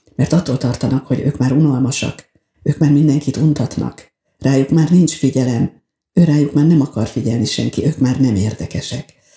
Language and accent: Hungarian; Veszprém, Veszprém County, Hungary; moved away as an adult; now in Balatonalmádi, Hungary; eljönnöm Veszprémből, a szülőházamból